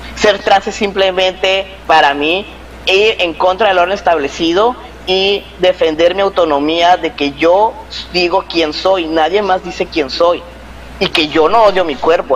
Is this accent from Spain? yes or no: no; Mexico